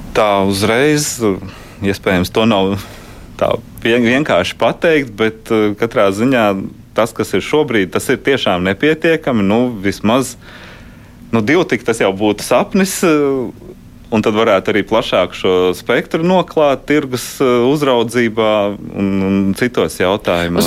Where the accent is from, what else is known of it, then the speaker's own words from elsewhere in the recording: Riga, Latvia; es pats esmu rīdzinieks